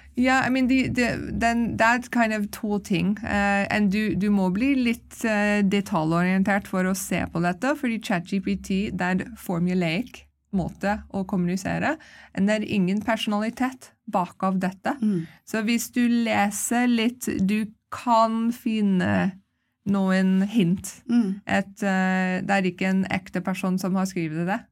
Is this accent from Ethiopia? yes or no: no; Canada; also born or lived in London, England; now in Norway; jeg vokste opp i Canada